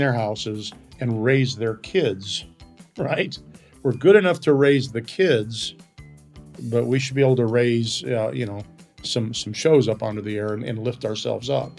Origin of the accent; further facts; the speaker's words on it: Colorado, United States; I'm from Colorado